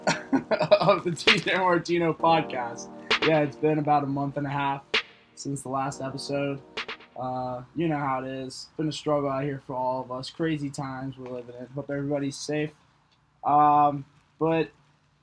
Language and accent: English; Cincinnati, Ohio, United States; We're live from my patio, you know, beautiful summer night here in Ohio. Yeah, it's pretty cool to finally have some of my hometown friends